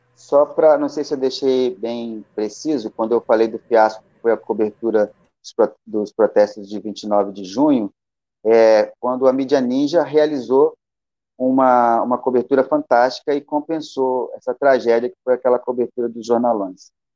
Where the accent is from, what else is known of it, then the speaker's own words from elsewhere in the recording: Bagé, Rio Grande do Sul, Brazil; moved away; also born or lived in Rio de Janeiro; Nasci em Bagé, no Rio Grande do Sul, e aí andei muito por aí